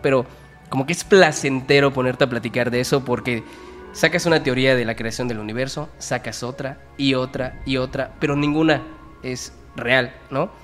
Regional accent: Yucatán, Mexico; somos de Yucatán

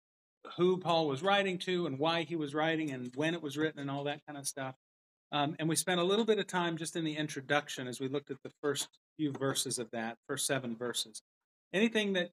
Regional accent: the South, United States; now in Rogers, Arkansas, United States; I'm from the South

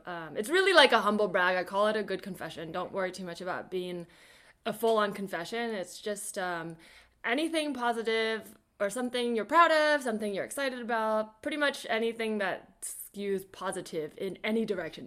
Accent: the Bay Area, California, United States; growing up in the Bay

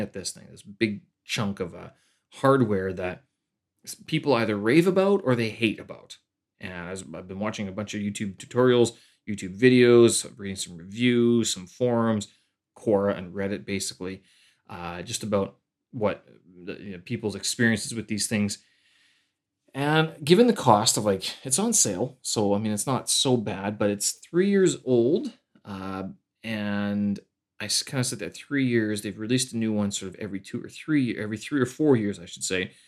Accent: Canada; moved away as an adult; now in Beijing, China; I'm a Canadian expat here, uh, living in Beijing, China.

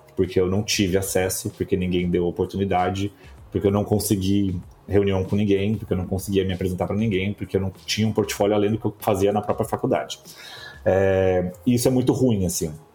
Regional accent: Bauru, São Paulo, Brazil; moved away; Eu sou de Bauru, no interior de São Paulo. É... e quando eu, eu, morava em Bauru

